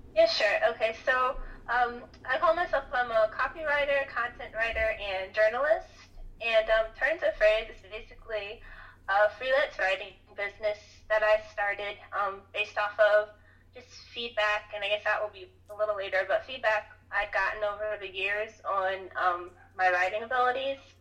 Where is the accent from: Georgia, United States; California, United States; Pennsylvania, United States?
Georgia, United States; Atlanta; moved away; I'm actually originally from Atlanta